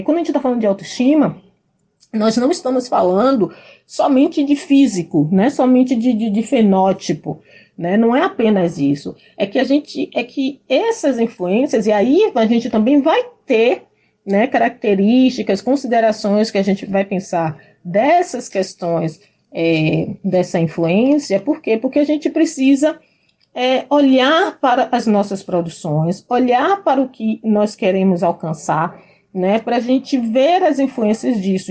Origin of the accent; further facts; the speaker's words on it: Salvador, Bahia, Brazil; moved away as an adult; now in Porto Seguro, Brazil; eu sou da periferia de Salvador, morei no bairro do Palmiúdo por 26 anos e saí de lá direto para uh, aqui para Porto Seguro.